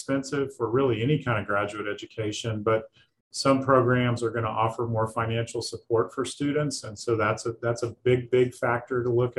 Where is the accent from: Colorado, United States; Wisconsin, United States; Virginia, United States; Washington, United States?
Virginia, United States; rural Southwestern; moved away as an adult; now in Lexington, Kentucky, United States; I grew up in rural Southwestern Virginia